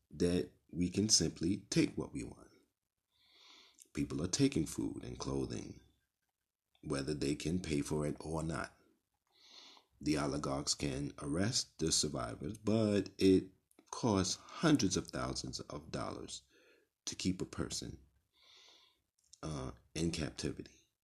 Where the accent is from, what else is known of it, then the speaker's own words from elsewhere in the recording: New York City, New York, United States; I grew up in Brownsville, Brooklyn